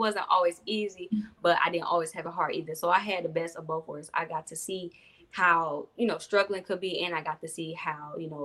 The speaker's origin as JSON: {"language": "English", "town": "Detroit", "region": "Michigan", "country": "United States", "tie": "born or raised there", "said": "Originally from Detroit"}